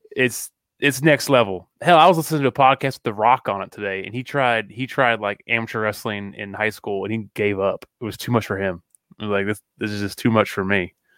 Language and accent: English; Kearney, Missouri, United States; I'm from Kearney